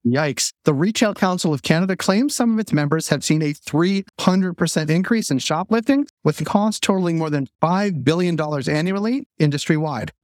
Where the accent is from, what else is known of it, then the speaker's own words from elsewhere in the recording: Boston, Massachusetts, United States; moved away; I'm from Boston